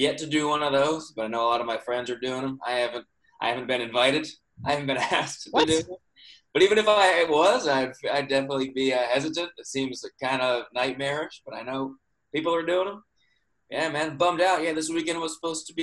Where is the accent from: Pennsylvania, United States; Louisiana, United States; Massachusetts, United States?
Massachusetts, United States; Seekonk; moved away as an adult; now in Los Angeles, United States; I'm from a town like an hour south of Boston, on Rhode Island line, to a town called Seekonk.